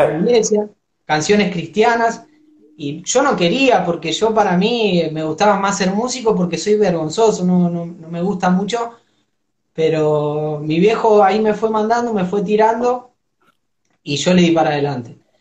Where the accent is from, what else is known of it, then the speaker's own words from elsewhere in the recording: Argentina; yo soy del barrio de Villa Progreso